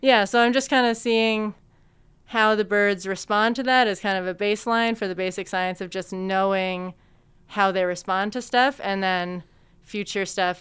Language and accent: English; Peterborough, Ontario, Canada; moved away as an adult; now in London, Canada; I grew up in Peterborough